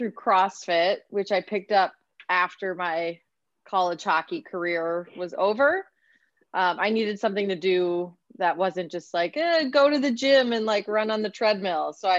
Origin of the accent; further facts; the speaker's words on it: St. Paul, Minnesota, United States; moved away as an adult; also born or lived in Ohio; now in Bay Area, California, United States; I'm from Minnesota, hence, you know, the hockey. So from St. Paul.